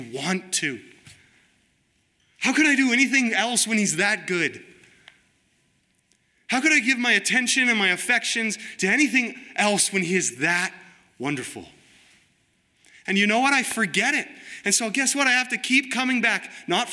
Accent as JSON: {"language": "English", "country": "United States", "said": "I'm an American"}